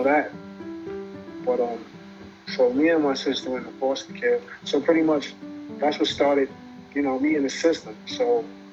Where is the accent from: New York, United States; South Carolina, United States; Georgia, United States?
New York, United States; New York City; I was raised in Bed-Stuy, born in St. John's Hospital.